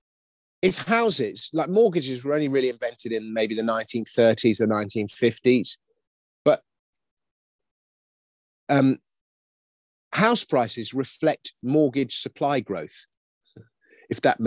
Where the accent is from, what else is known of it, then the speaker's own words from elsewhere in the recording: London, United Kingdom; I grew up in Kensington. And we had a house in Kensington